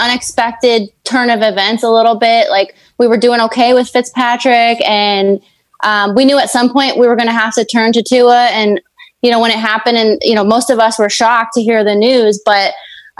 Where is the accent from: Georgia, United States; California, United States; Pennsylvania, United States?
Pennsylvania, United States; growing up in Pennsylvania